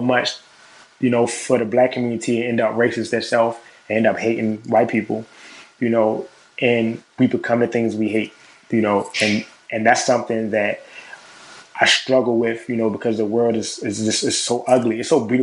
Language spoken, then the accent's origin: English; Baltimore, Maryland, United States; I'm from Baltimore.